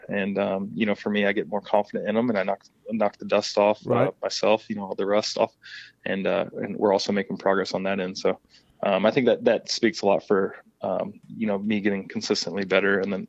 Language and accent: English; Kentucky, United States; now in Florida, United States; I grew up in Kentucky